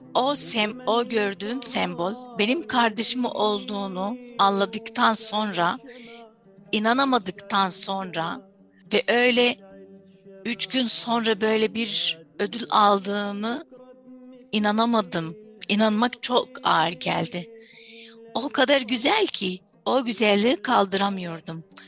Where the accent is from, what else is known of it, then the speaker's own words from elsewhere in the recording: Syria; first language Arabic; Turkish is a second language; moved away; Diğer tarafta Suriyeliyim